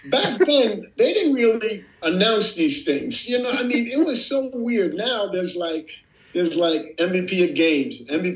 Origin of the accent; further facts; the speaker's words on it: United States; moved away as an adult; also born or lived in Poland / Netherlands; now in Haarlem, Netherlands; I never really got back to being American here after I left.